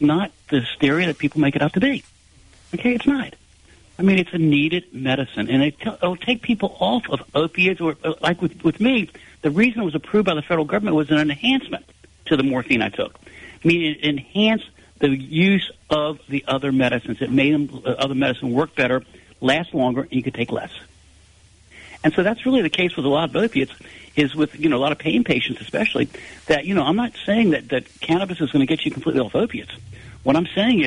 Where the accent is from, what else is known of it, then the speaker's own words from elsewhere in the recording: Virginia, United States; also born or lived in Miami; I went back to my home state of Virginia from college in Miami